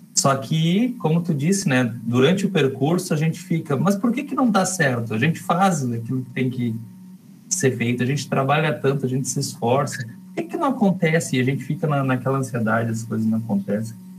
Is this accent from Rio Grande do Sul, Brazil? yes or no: yes; Rio Grande, Rio Grande do Sul, Brazil; Eu e o Dani, a gente se criou junto lá em Rio Grande